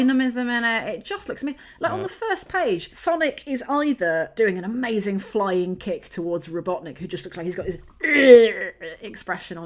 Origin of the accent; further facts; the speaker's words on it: Yorkshire and the Humber, United Kingdom; I grew up in Yorkshire, so everything's hills.